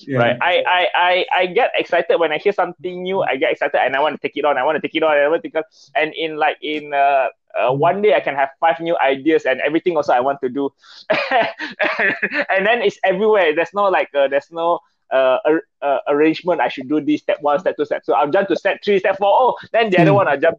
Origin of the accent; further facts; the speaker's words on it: Kenyir, Terengganu, Malaysia; And then Kenye just happened to be my hometown. I'm from Terengganu.